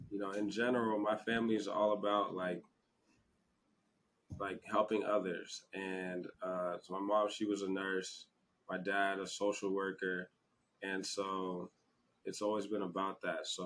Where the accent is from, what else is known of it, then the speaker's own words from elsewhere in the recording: Nigeria; as a Nigerian, I feel like that's that's what like most parents tell their kids they got